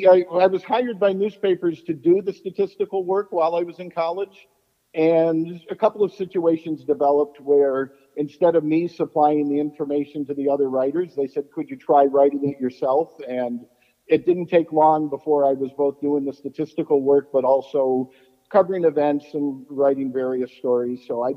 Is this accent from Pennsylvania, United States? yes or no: yes; Susquehanna, Pennsylvania, United States; I grew up in Susquehanna. It's a real small Pennsylvania town of about 2,000 people. It's less than 15 miles away from Camp Kiuma.